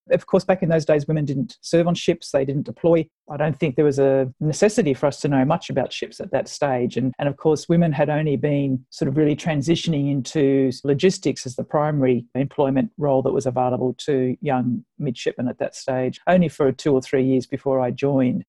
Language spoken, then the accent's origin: English; Sydney, New South Wales, Australia; I actually grew up in Sydney in the northern suburbs